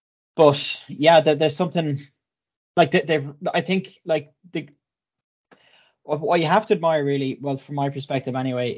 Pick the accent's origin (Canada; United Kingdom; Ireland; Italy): Ireland; even as an Irish rugby fan, to kind of, yeah, to not respect that almost